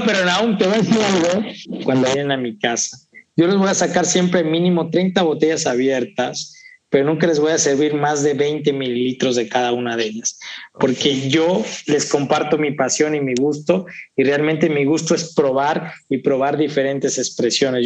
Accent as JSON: {"language": "Spanish", "region": "Veracruz", "country": "Mexico", "said": "yo soy de Veracruzano"}